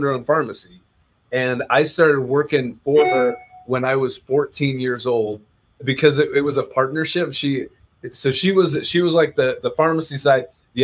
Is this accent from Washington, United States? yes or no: yes; Mountlake Terrace, Washington, United States; my hometown of Mount Lake Terrace, Washington.